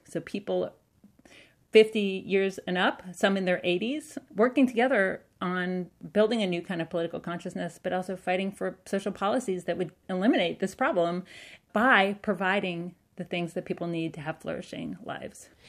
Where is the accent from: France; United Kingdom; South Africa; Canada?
Canada; also born or lived in United States; because of being Canadian